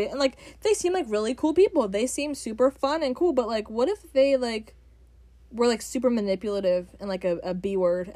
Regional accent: the South, United States; I grew up in the South

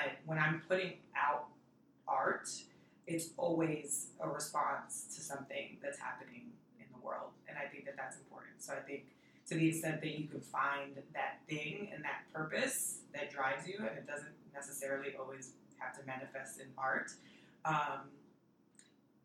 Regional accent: New York City, New York, United States; also born or lived in Washington Heights; Dominican from New York

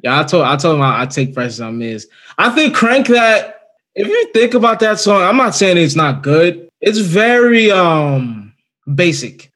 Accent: Virginia, United States; I'm from Virginia

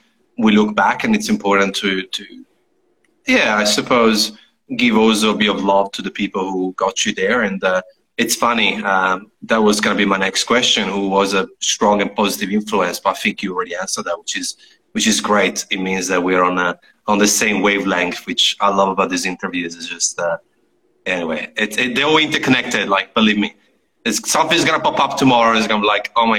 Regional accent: Italy; moved away; I come from Italy.

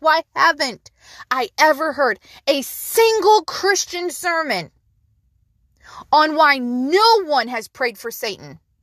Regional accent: United States; we as an American society

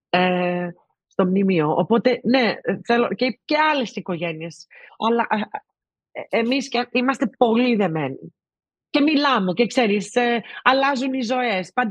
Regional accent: Greece; Και εννοείται ότι επειδή είμαστε Έλληνες είχαμε ένα special ε, δεσμό.

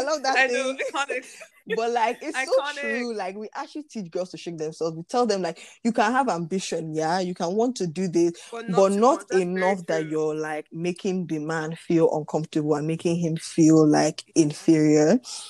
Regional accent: Nigeria; especially as a Nigerian, like...

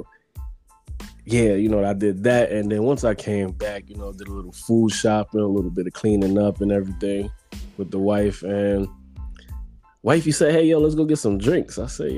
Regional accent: New York City, New York, United States; accent: Brooklyn accent; everybody just know that I'm from Brooklyn.

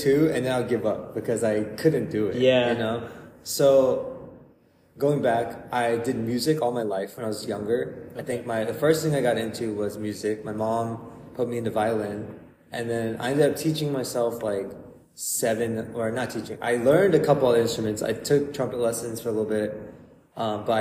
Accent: North Carolina, United States; also born or lived in Ohio; I was born in Ohio, and then I moved to North Carolina when I was 5. Lived there all my life.

